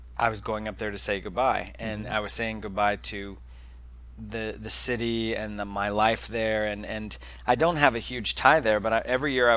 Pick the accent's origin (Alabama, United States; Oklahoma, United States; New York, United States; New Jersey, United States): Oklahoma, United States; Tulsa; born or raised there; moved away